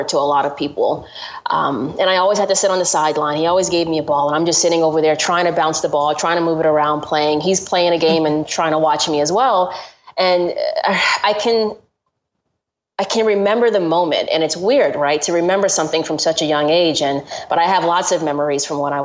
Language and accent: English; Georgia, United States; I grew up in Georgia